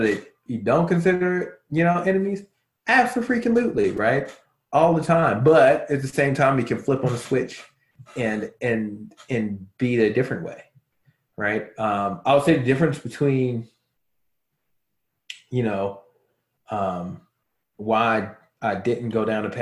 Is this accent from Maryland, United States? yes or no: yes; Baltimore, Maryland, United States; now in Arizona, United States; not Chicago, Baltimore